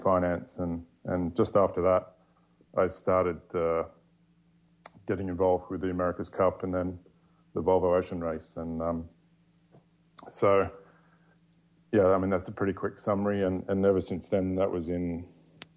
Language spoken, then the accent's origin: English; just north of Sydney, New South Wales, Australia; moved away; I grew up in Australia, just north of Sydney